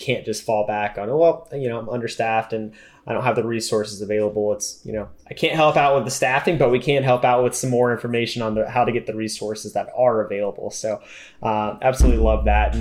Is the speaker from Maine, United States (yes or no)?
no; Florida, United States; I'm from Florida